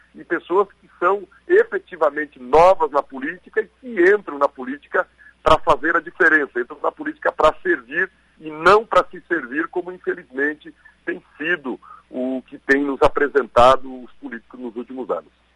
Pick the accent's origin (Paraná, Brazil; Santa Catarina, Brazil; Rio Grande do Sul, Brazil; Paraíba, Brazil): Santa Catarina, Brazil; western; also born or lived in Florianópolis; now in Blumenau, Brazil; o oeste de Santa Catarina, onde eu nasci, cresci e de lá saí só aos 19 anos